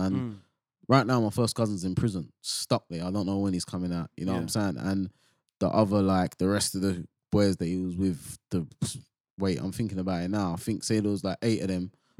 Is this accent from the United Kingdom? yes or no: yes; England, United Kingdom; We're from England, so we've all grown up to jungle and garage, and it's a certain speed.